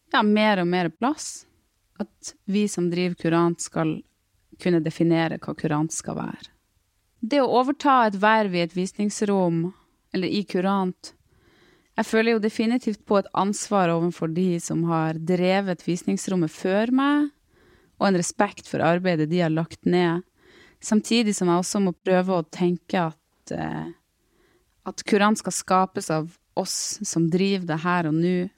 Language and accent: Norwegian; Storfjord, Troms, Norway; now in Tromsø, Norway; Jeg kommer fra Storfjord i Troms.